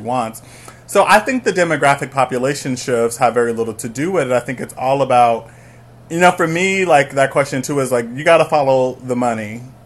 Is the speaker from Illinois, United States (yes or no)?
yes; Chicago, Illinois, United States; I'm from the South Side of Chicago, proudly